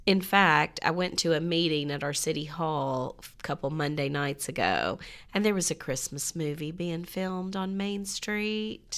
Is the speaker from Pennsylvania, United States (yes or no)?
no; Franklin, Tennessee, United States; if somebody said, "Where are you from?" It was always Nashville